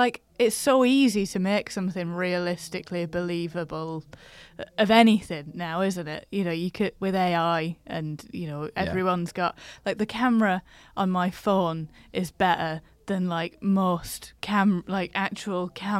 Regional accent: Rochdale, North West England, United Kingdom; That's how everything happens in my hometown. Sorry, people of... people know. Yeah. Sorry, Rochdale.

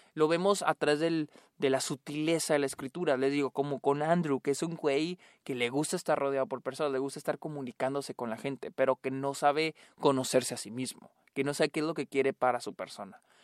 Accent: Chihuahua, Mexico; soy de Chihuahua

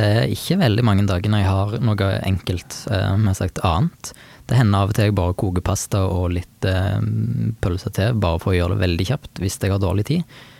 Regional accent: Jæren, Rogaland, Norway; hjemme på Jæren

